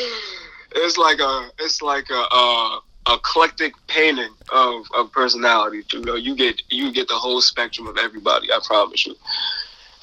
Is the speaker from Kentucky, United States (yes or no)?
no; Albany, New York, United States; I'm from Albany